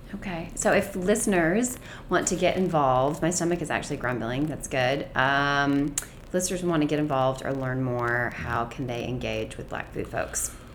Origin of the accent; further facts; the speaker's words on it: the South, United States; a Southerner